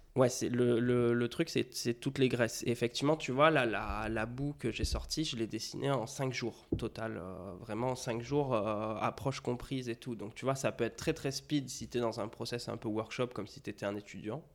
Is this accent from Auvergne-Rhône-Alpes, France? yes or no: no; Melun, Île-de-France, France; je suis né à Melun